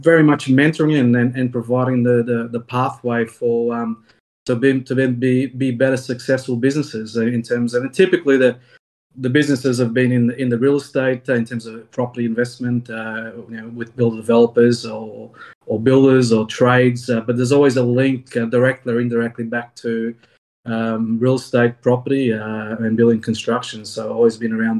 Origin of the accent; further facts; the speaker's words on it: Australia; I'm an Australian CPA accountant